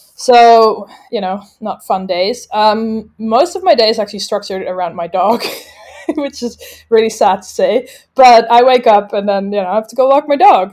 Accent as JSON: {"language": "English", "area": "just outside of Amsterdam", "region": "North Holland", "country": "Netherlands", "also_born_or_lived": "London / Dubai", "moved": "as an adult", "said": "I'm from the Netherlands, just outside of Amsterdam"}